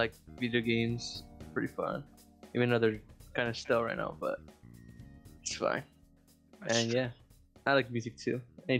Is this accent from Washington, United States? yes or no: no; San Diego, California, United States; born or raised there